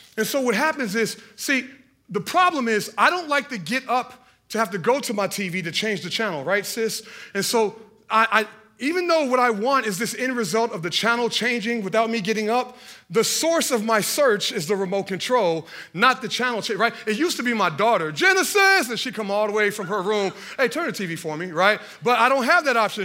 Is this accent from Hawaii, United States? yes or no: no; Hallville, Indiana, United States; we were from Hendricks County, and I was from Hallville